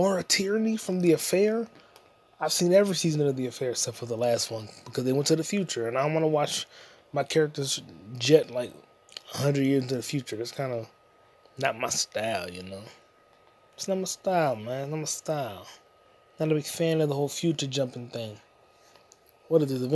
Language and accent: English; United States; I'm an American